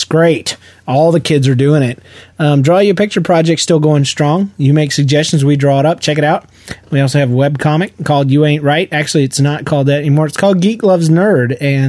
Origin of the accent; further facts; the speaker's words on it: the South, United States; accent: Southern; Well, it took me a full year to scratch my accent, but it's all too easy. Especially when I'm hanging around with Southerners and people. I'm just like right back in there, boy.